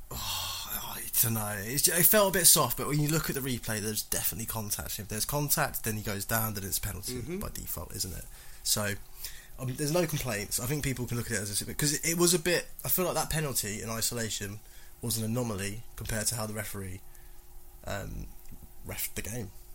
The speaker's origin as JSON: {"language": "English", "region": "England", "country": "United Kingdom", "said": "as English people"}